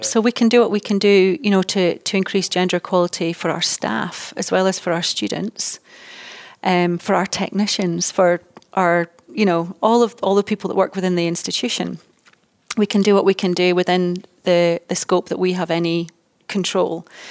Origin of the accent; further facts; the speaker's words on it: Dundee, Scotland, United Kingdom; moved away as an adult; also born or lived in United States; I was born in Dundee, and although I've worked all over the world, I'm now based in Dundee